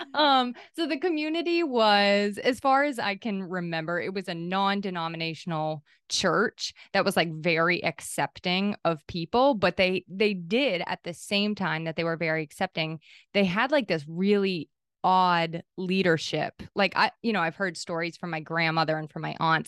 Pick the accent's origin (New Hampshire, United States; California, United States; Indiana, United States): New Hampshire, United States; also born or lived in Maine; I was born in Maine, and then we moved to New Hampshire when I was eight.